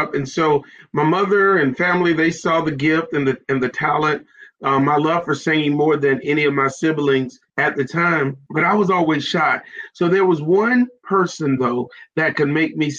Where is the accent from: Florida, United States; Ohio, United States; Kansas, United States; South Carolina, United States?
South Carolina, United States; I am from South Carolina. I'm a Carolina guy, and I'm so excited to be from South Carolina.